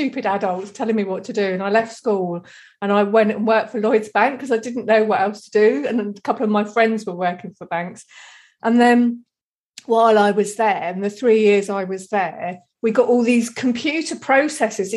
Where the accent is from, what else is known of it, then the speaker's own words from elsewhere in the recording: Deal, South East England, United Kingdom; I'm from Kent. And we're just sort of down in the corner. Like I could see France from where I grew up, like, on the beach at Deal.